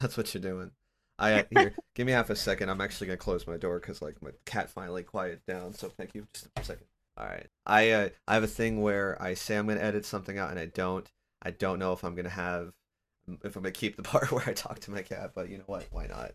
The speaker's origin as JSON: {"language": "English", "town": "Sacramento", "region": "California", "country": "United States", "moved": "as an adult", "lives_now": "Portland, United States", "said": "I'm originally from Sacramento, and I there I had all the family, the friends. I'm now living in Portland, Oregon"}